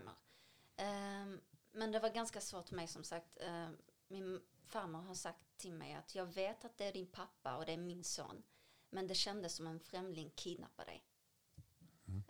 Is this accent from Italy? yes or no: no; Damascus, Damascus Governorate, Syria; now in Sweden; Jag föddes 1992 i Damaskus, Syrien.